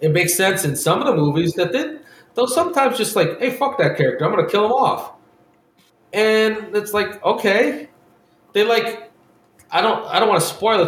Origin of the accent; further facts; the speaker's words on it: Ohio, United States; we're from Ohio